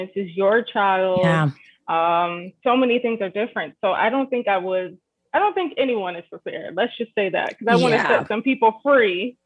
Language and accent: English; New Jersey, United States; also born or lived in Michigan / Florida; now in Edmonton, Canada; I'm originally from New Jersey. But I've lived like different places. I lived in Michigan. I lived in Florida. I'm now in Canada